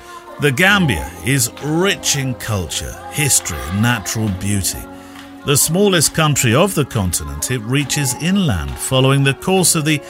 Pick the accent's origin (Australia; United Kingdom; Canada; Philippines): United Kingdom; England; I'm English.